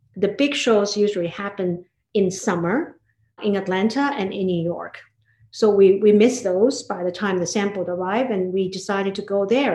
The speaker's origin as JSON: {"language": "English", "town": "Hangzhou", "region": "Zhejiang", "country": "China", "tie": "born or raised there", "moved": "as an adult", "lives_now": "United States", "said": "I grew up in China in a beautiful city called Hangzhou"}